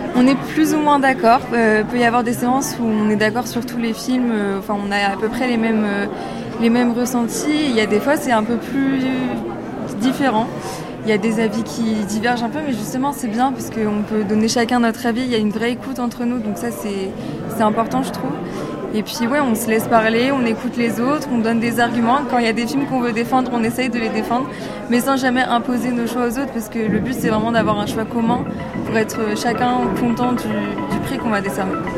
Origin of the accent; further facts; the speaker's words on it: Brittany, France; je viens de Bretagne, du Morbihan